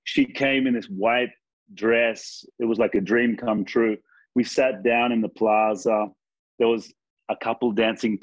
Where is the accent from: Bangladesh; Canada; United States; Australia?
Australia; near Sydney, New South Wales; moved away as an adult; now in Argentina; I'm actually from Australia, near Sydney